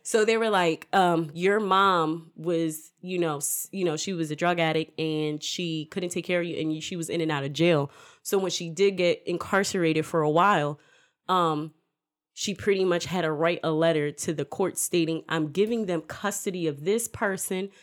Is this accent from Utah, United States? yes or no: no; Newark, New Jersey, United States; moved away; also born or lived in Willingboro, New Jersey; I'm originally, I was born in Newark